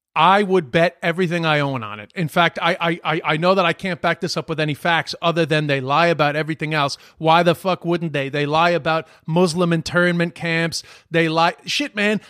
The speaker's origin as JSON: {"language": "English", "town": "New York City", "region": "New York", "country": "United States", "tie": "born or raised there", "also_born_or_lived": "London / Ireland", "said": "I was born in London. My parents waited for me to be born, and they brought me back to New York. I was born in November nineteen seventy-five. My first Christmas was in Flushing, Queens"}